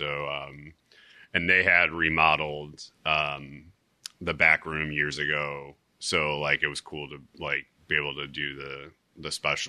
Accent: Chicago, Illinois, United States; moved away as an adult; now in Pacific Northwest, United States; I grew up in I'm from Chicago. Like, mm-hmm. I grew up there. But like a lot of, like, I'm kind of a road guy.

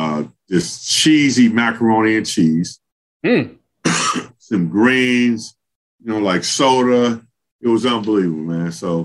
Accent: Los Angeles, California, United States; like every other kid growing up in Los Angeles.

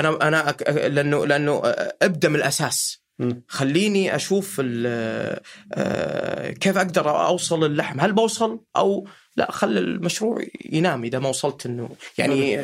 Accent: Riyadh, Riyadh Province, Saudi Arabia; عندنا في الرياض

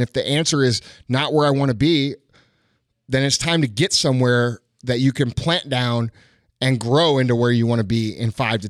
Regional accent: Missouri, United States; No, man, I'm from Missouri. We don't have that shit here.

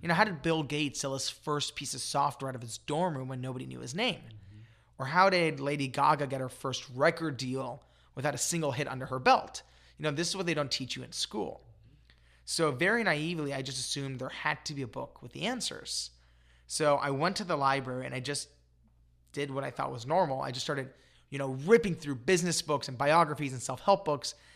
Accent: Los Angeles, California, United States; I grew up in Los Angeles

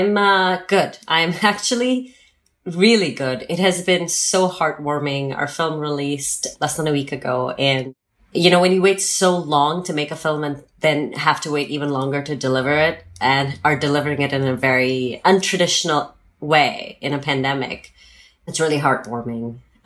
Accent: Pakistan; also born or lived in Nigeria; And I grew up in Nigeria and in Pakistan. I'm a third culture kid. I don't mm-hmm. identify with, I mean, I would say, yes, Pakistan would be my home, but I don't like to settle.

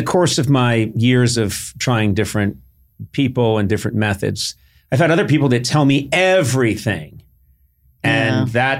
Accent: New Hampshire, United States; people have all these preconceived notions about like New Hampshire, growing up in New Hampshire.

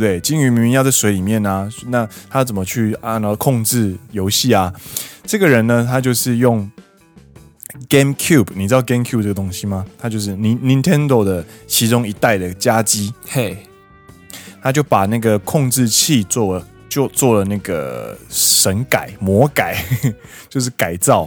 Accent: Taiwan; moved away as an adult; now in Japan; 我是台湾人

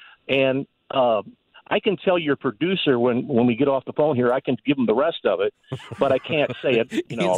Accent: Collinsville, Illinois, United States; I grew up in the Collinsville area.

